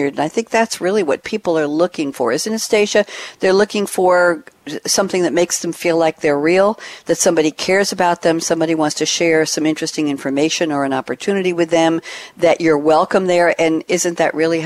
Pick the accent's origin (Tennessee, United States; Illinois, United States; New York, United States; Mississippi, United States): New York, United States; I'm from New York too